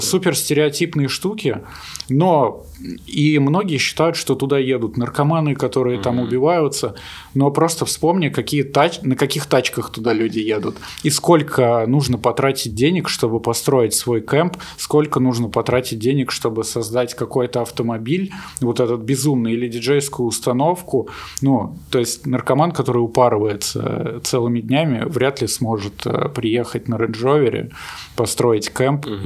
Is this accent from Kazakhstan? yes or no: no; Russia; also born or lived in Ukraine; now in Cape Town, South Africa; вообще из России